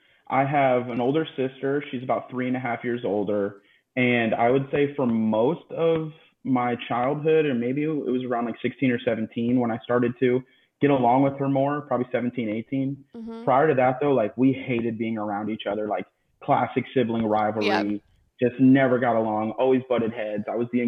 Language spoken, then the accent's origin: English; South Florida, United States; So I am 27, born and raised in South Florida.